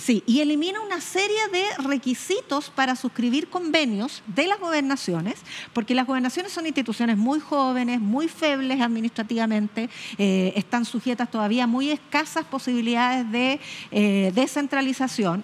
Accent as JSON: {"language": "Spanish", "country": "Chile", "said": "las chilenas que somos las chilenas"}